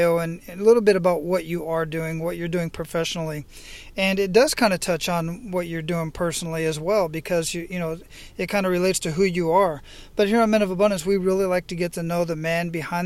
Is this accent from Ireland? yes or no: no; Phoenix, Arizona, United States; moved away; I grew up in Phoenix